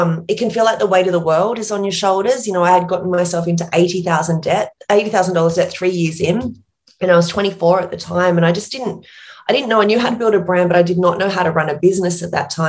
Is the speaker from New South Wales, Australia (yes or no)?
yes; Port Macquarie, New South Wales, Australia; accent: small town accent; moved away as an adult; also born or lived in New York